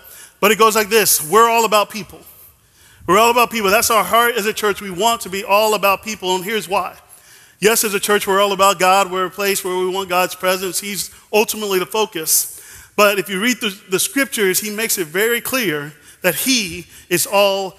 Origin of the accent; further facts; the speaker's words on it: Dallas, Texas, United States; I'm from Dallas, so I am a Dallas Cowboys fan